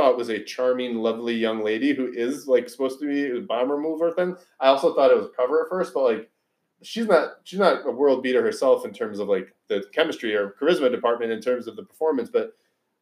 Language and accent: English; United States; I am American